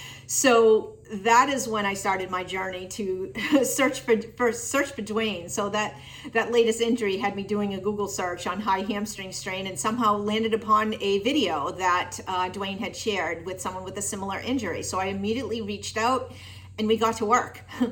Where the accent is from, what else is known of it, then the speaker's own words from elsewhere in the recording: Tewksbury, Massachusetts, United States; Hey everyone … I am from Tewksbury, Massachusetts.